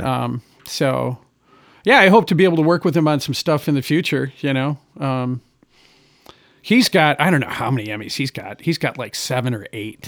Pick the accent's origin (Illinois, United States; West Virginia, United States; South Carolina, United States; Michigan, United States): Michigan, United States; Gladwin; I grew up in Gladwin, Michigan, which is like forty-five minutes from Mount Pleasant.